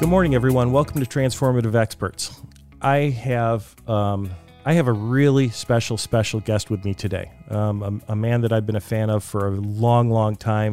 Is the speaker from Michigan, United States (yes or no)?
yes; Detroit, Michigan, United States; I'm originally from Detroit.